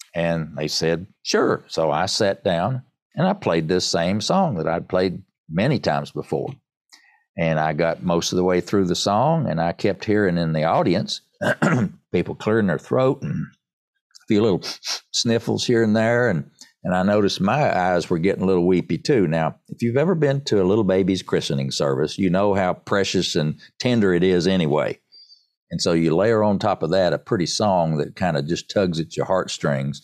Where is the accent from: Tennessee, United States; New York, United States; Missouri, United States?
Tennessee, United States; Erwin; I'm a born and bred East Tennessee